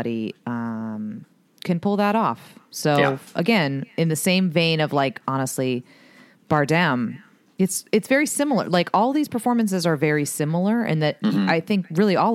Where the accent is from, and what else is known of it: Exeter, New Hampshire, United States; born or raised there; moved away